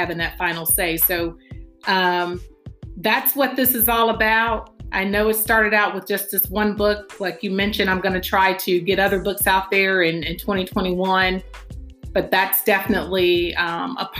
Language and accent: English; Chicago, Illinois, United States; I am originally from Chicago, Illinois, the inner city